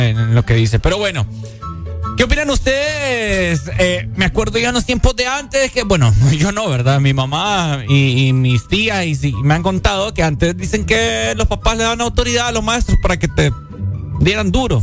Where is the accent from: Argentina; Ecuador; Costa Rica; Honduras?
Honduras; esa montunés que tenemos nosotros, que porque somos hondureños